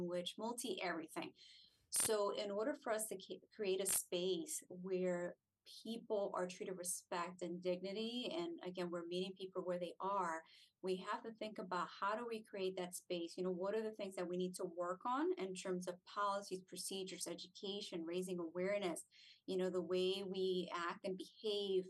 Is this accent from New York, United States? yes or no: no; New Jersey, United States; moved away as an adult; also born or lived in Puerto Rico; now in Hollywood, Florida, United States; I'm not a native to New Jersey. I was raised there, so I refer to it as my home